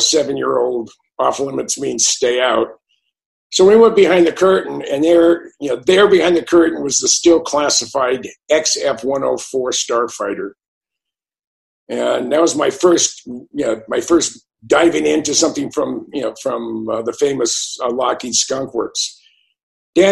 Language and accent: English; Bay Area, Silicon Valley, California, United States; I grew up in the Bay Area. I grew up in the middle of Silicon Valley before it was known for computers